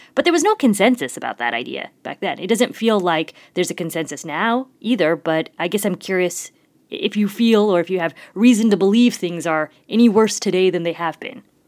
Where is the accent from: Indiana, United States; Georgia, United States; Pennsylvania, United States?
Indiana, United States; moved away; I'm from Indiana, proud Hoosier, but I look back at my childhood, I look back at the schools I went